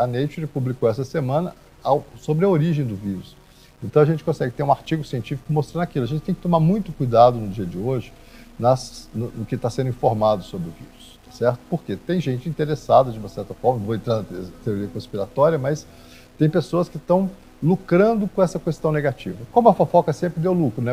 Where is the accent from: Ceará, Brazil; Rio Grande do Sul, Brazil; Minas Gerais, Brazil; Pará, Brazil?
Minas Gerais, Brazil; Minas Gerais sempre foi um exemplo de civilidade, a gente sempre cuidou bem das pessoas idosas